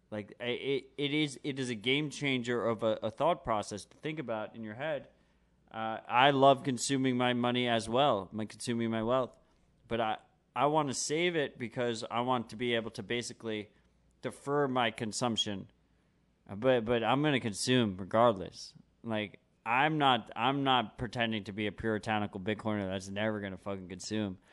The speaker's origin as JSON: {"language": "English", "town": "New York City", "region": "New York", "country": "United States", "tie": "born or raised there", "said": "I'm born and raised New York. I'm a New Yorker, motherfucker"}